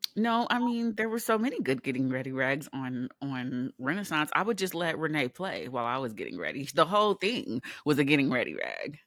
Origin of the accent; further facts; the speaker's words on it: California, United States; moved away; also born or lived in New York; we are from California, a place where the people are not kind, but they are nice